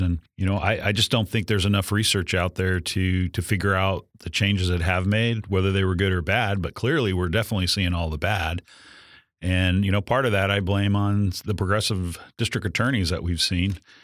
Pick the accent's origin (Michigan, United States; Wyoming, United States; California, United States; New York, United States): California, United States; San Diego; my hometown, San Diego